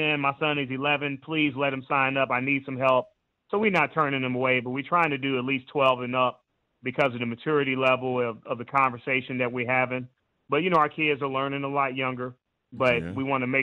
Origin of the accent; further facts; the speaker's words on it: Indianapolis, Indiana, United States; also born or lived in Kentucky; I'm from Indianapolis, Indiana.